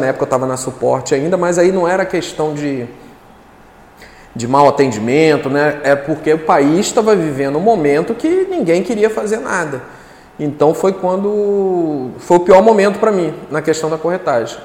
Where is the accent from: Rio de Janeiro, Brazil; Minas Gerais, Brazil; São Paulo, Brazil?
Rio de Janeiro, Brazil; Duque de Caxias; moved away as an adult; now in Guarapari, Brazil; eu sou sou carioca, né? Sou carioca da Baixada Fluminense